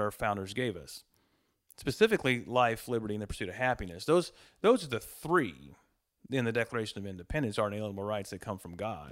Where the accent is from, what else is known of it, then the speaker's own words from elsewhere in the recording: Montgomery, Texas, United States; moved away as an adult; also born or lived in Magnolia, Texas; moved my family back to Montgomery, where I grew up. So, we moved to Montgomery from Magnolia in nineteen eighty-one. I started second grade in Montgomery School District.